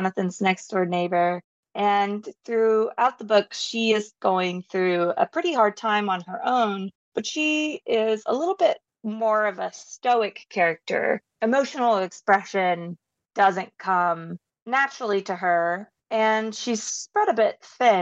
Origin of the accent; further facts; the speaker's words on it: Southern United States, United States; I'm from the Southern United States